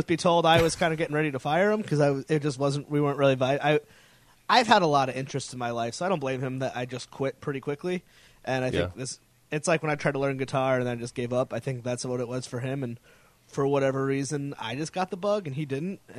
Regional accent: Connecticut, United States; moved away as an adult; now in Rhode Island, United States; I moved to Rhode Island. I'm from Connecticut

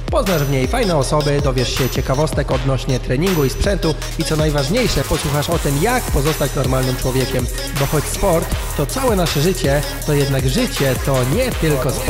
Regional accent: Warsaw, Masovian Voivodeship, Poland; moved away as an adult; now in Rumia, Poland; z Warszawy.

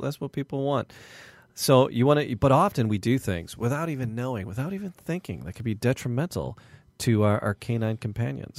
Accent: Midwest, United States; We're from the Midwest

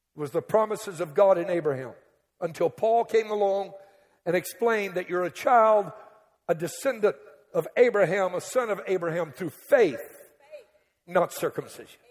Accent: Cajun, Louisiana, United States; I'm Cajun. We Cajuns in a category all by ourselves.

